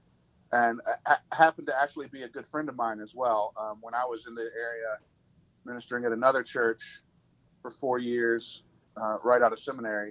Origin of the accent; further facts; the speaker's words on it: Columbia, South Carolina, United States; moved away as an adult; now in West Tennessee, United States; I'm from Columbia, South Carolina